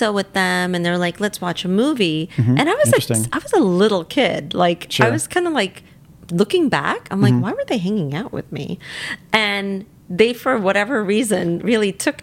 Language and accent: English; New York City, New York, United States; I grew up in Staten Island on this street